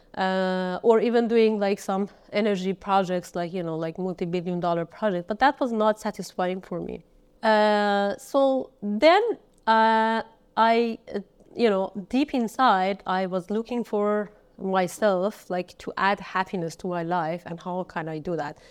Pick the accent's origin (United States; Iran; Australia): Iran; Kermanshah, Kermanshah Province; moved away; I was born in Kermanshah